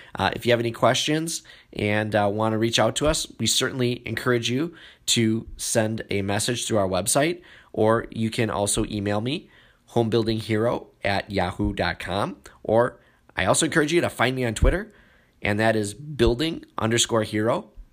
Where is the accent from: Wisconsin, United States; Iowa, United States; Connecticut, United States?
Wisconsin, United States; my home state here, Green Bay, Wisconsin